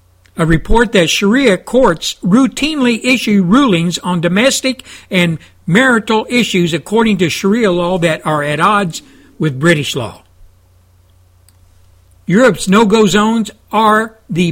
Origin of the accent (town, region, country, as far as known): United States